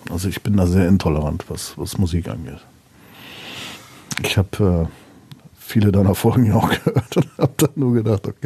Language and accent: German; North Rhine-Westphalia, Germany; Ja, gut, da bin ich typischer Westfale, das kennst du ja auch.